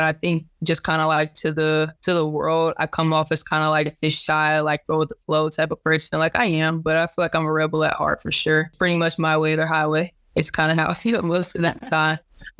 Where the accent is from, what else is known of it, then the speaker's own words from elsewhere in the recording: Duncanville, Texas, United States; So I'm originally from Duncanville, Texas, which is a suburb about 2 exits up from Dallas.